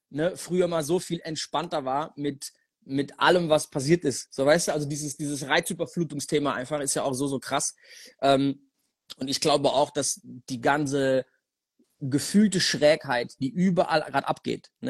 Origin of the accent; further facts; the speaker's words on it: Germany; als Deutscher aus so einem kleinen Dörfchen, Alter, in die Staaten ich, zu kommen